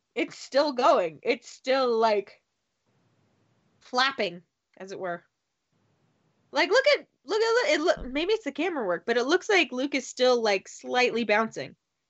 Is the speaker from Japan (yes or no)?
no; Canada; I'm Canadian.